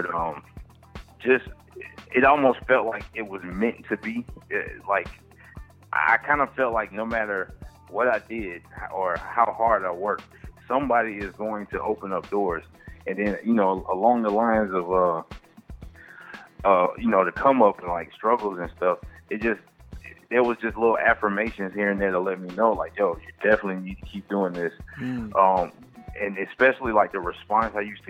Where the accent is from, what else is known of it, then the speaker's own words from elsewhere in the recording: Columbia, South Carolina, United States; moved away as an adult; also born or lived in Atlanta; Columbia, South Carolina